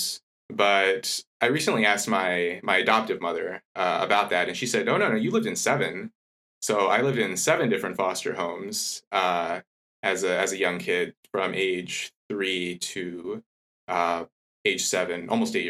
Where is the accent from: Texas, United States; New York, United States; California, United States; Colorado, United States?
California, United States; Los Angeles; moved away as an adult; also born or lived in Washington / Europe; now in Cambridge, United Kingdom; I grew up in LA, early part of my childhood, and later sort of moved around California